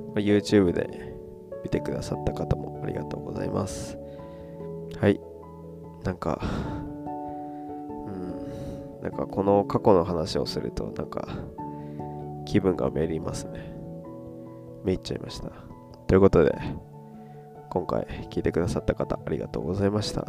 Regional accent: Yamaguchi, Japan; also born or lived in Kudamatsu; now in Beppu, Japan; 山口県出身のど田舎のから来たど田舎育ちの僕

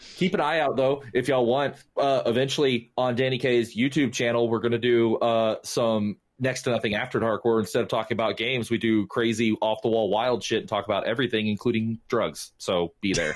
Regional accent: the South, United States; I was raised in the South

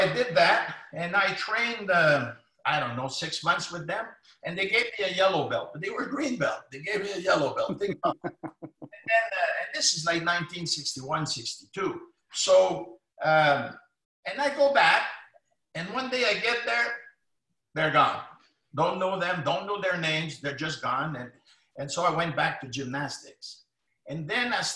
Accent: Ottawa, Ontario, Canada; I'm from Lower Town in Ottawa, which is predominantly French Canadians, low income

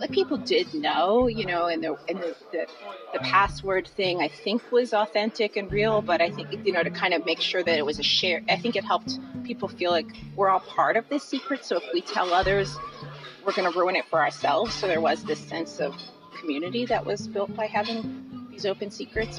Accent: Philadelphia, Pennsylvania, United States; I grew up in Philadelphia

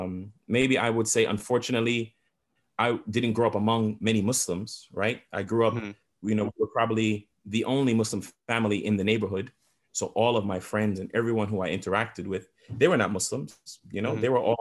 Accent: New York City, New York, United States; they settled in the Flatbush section of Brooklyn, which is like known, you know, as the Jamaican section of Brooklyn.

